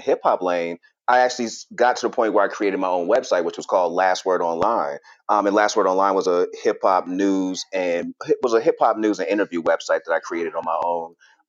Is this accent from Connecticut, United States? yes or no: no; Boston, Massachusetts, United States; moved away as an adult; also born or lived in Charlotte, North Carolina; I'm born and raised in Boston.